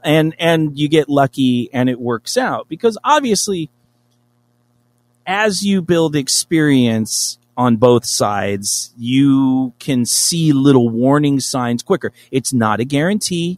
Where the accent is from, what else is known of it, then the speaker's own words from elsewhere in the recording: Los Angeles, California, United States; I'm from Los Angeles.